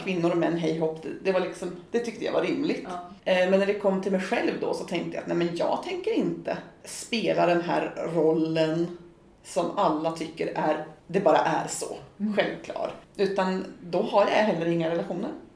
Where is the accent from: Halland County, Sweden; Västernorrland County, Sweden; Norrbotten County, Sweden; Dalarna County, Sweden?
Västernorrland County, Sweden; Kramfors; moved away; also born or lived in Växjö; Jag kommer ju från Kramfors i Ångermanland